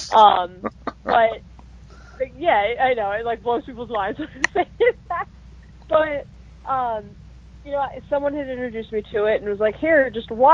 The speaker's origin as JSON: {"language": "English", "town": "Las Vegas", "region": "Nevada", "country": "United States", "tie": "born or raised there", "said": "I was born and raised in Las Vegas"}